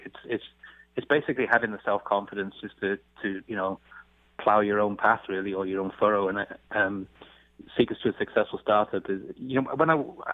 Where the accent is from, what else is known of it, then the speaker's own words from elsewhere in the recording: England, United Kingdom; moved away; I come from England